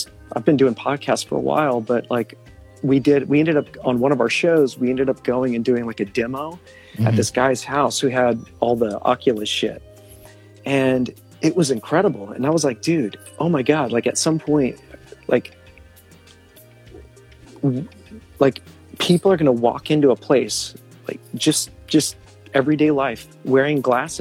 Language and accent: English; outside of Austin, Texas, United States; also born or lived in Los Angeles, California; now in Milwaukee, United States; I'm from Texas, outside of Austin